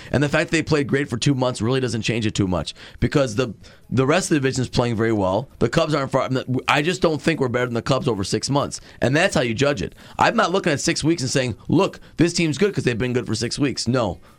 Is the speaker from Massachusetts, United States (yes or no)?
yes; Boston, Massachusetts, United States; I'm from Boston.